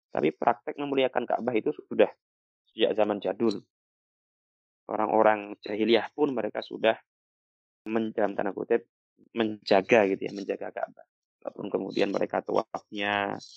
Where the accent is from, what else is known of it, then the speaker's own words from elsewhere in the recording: Java, Indonesia; sebagai anak Jawa